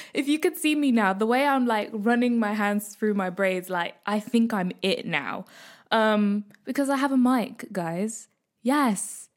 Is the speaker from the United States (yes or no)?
no; Midlands, United Kingdom; I am a Kenyan East African girl born in Britain, brought up in the Midlands